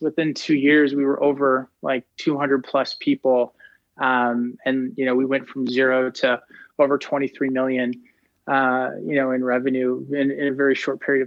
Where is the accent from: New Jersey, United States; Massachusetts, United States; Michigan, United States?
Massachusetts, United States; right outside of Boston; moved away as an adult; also born or lived in New York City / Connecticut; now in Toronto, Canada; originally I grew up right outside of Boston